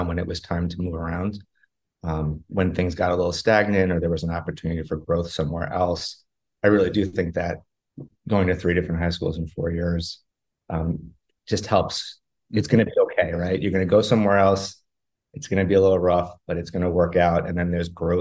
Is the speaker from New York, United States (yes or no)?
yes; Roslyn, New York, United States; I grew up in Long Island, a little place called Roslyn. And I grew up there for most of my life